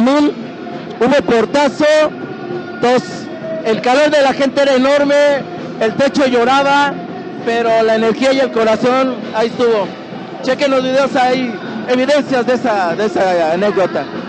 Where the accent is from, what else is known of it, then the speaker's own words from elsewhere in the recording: Mexico City, Mexico; somos de Tepito